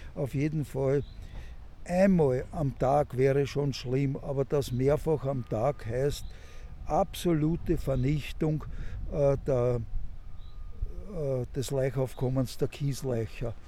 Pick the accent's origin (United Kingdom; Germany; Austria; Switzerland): Austria; Fischamend, Lower Austria; in meiner Heimat Fischerment